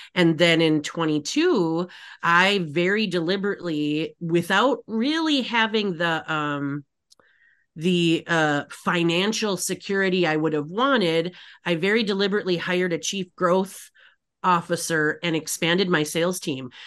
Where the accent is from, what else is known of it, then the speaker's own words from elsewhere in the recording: Upper Peninsula, Michigan, United States; moved away; I grew up in Michigan, the Upper Peninsula